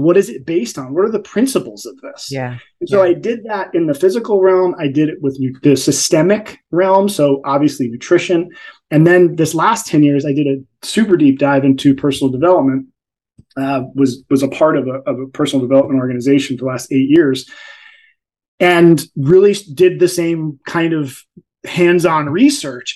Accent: New Jersey, United States; I'm from Jersey

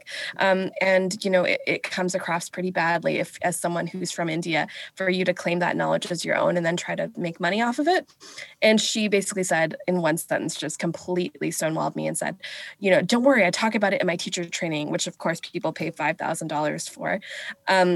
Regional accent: Vancouver, British Columbia, Canada; also born or lived in England; I was raised here on unceded, stolen, Coast Salish territory of the Musqueam, the Squamish, and the Tsleil-Waututh

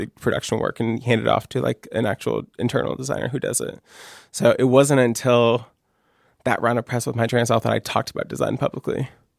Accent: rural Maine, United States; also born or lived in Columbus, Ohio; I was born in Columbus, Ohio, and I stayed there until I was 2. And then my dad liked Maine. My mom and him had vacation in Maine before, and he decided that he wanted to go to Maine.

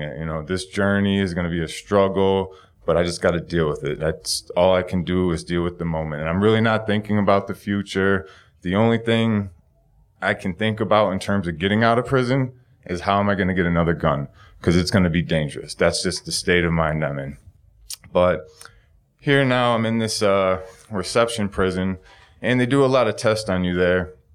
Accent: Buffalo, New York, United States; also born or lived in San Diego, California; My hometown is, uh, Buffalo, New York.

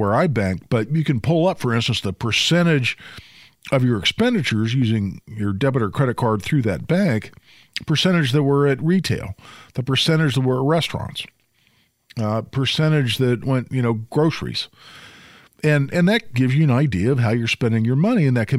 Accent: Carmel, Indiana, United States; now in Zionsville, United States; I grew up in Carmel.

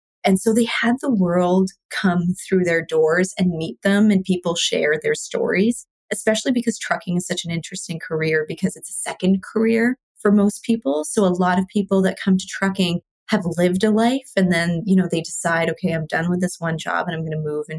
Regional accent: Canada; also born or lived in India; So I was born in India. And so I moved to Canada with my mom and my sister. My dad was already here when I was 4.

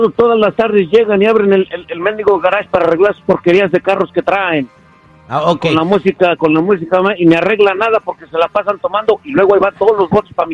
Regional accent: Los Angeles, California, United States; born there; Yo soy nacido aquí, pero, pero mis papás son de, son de México.

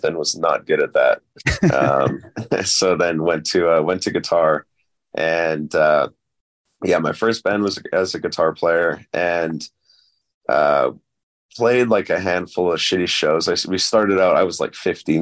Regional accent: Cranbrook, British Columbia, Canada; also born or lived in Kelowna, British Columbia / Vancouver, British Columbia; I was born in Cranbrook. It's in British Columbia in Canada. Mm-hmm. And I was raised there, kind of. I only lived there until I was about 11 or 12. And then I grew up, like, was raised in Kelowna

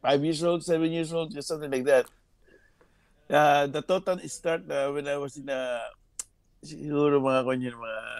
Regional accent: Philippines; as a Filipino

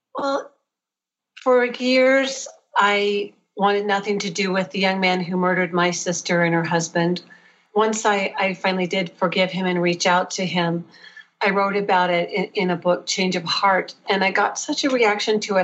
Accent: Oklahoma City, Oklahoma, United States; I grew up in Oklahoma City

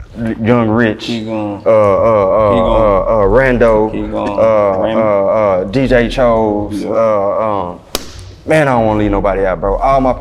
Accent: Texas, United States; we come from Texas, so we come up in a heavy indie influenced game.

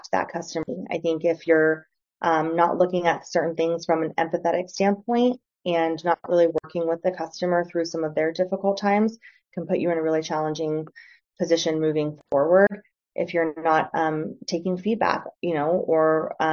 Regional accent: Northeast Ohio, United States; moved away as an adult; also born or lived in San Francisco; I grew up in a blue collar area in Northeast Ohio

